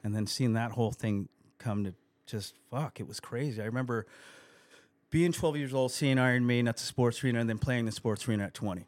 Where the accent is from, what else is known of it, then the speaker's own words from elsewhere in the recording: El Cajon, California, United States; I grew up on Narenka Street, Narenka and First Street in El Cajon